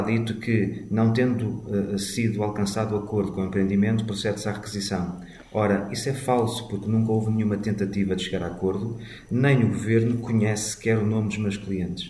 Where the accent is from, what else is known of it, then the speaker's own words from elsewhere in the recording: Portugal; enquanto portugueses